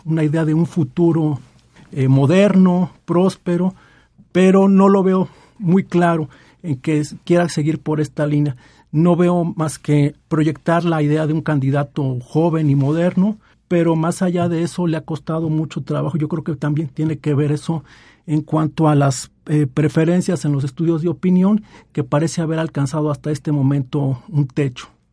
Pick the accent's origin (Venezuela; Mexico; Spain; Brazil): Mexico; se nos inculcó en la primaria como parte de nuestra formación e identidad como mexicanos